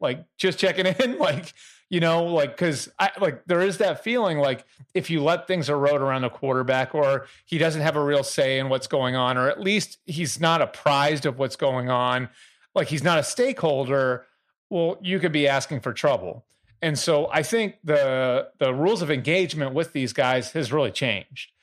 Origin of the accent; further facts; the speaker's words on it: Boston, Massachusetts, United States; I'm from Boston area